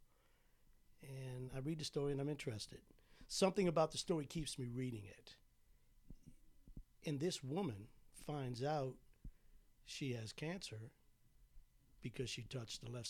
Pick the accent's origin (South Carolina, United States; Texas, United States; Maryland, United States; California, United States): Maryland, United States; Bowie; moved away as an adult; I'm originally from Bowie, Maryland, which is in between D.C. and Annapolis